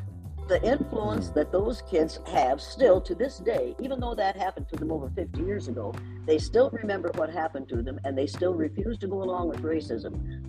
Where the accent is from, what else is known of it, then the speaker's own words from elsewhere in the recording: Riceville, Iowa, United States; but in Riceville, Iowa, we had been conditioned to believe t